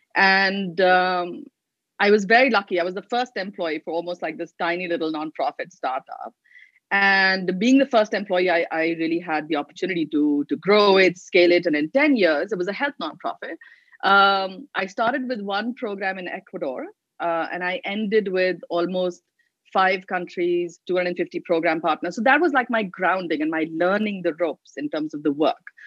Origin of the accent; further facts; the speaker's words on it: Delhi, India; I grew up in Delhi